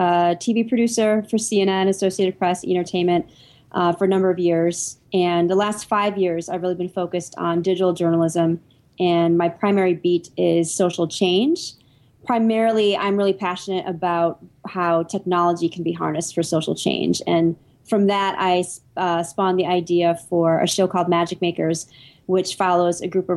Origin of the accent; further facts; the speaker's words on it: Michigan, United States; I grew up in Michigan